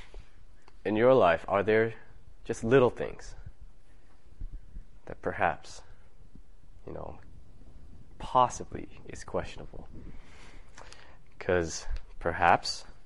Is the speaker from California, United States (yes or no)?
yes; California, United States; I'm from California